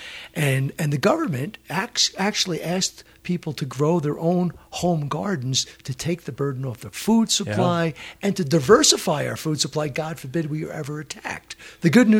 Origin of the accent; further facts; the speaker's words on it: Prescott, Arizona, United States; I'm from Prescott